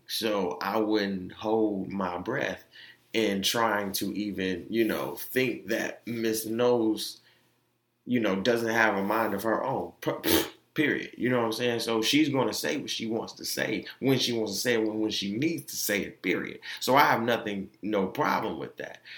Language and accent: English; Orlando, Florida, United States; Being that I am from Orlando, like that's all they played when I was on Mercy Drive.